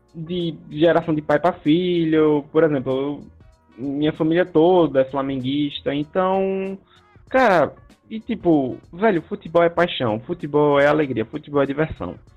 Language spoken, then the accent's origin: Portuguese; Sergipe, Brazil; eu sou natural de Sergipe